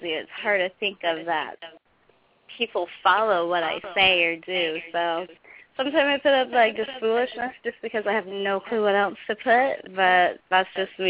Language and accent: English; Texas, United States; born there; I'm from Texas. My birth birthplace is Texas, So That's all people need to know.